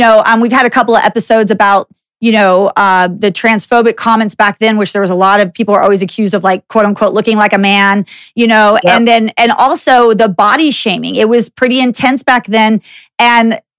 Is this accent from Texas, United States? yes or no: yes; Dallas, Texas, United States; I grew up in Dallas, Texas, and I'm like little white girl in, you know, suburban Dallas